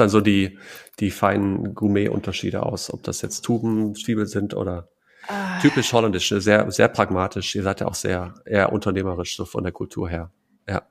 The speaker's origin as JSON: {"language": "German", "area": "Münsterland", "region": "North Rhine-Westphalia", "country": "Germany", "tie": "born or raised there", "said": "ich bin da äh, tief verwurzelt. Ich mag die Menschen, ich mag die Heimat"}